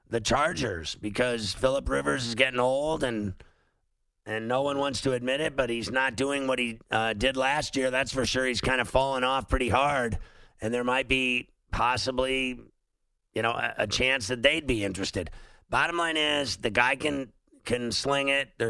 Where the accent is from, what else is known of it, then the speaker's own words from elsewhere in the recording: Philadelphia, Pennsylvania, United States; No, no, I, I'm from Philly.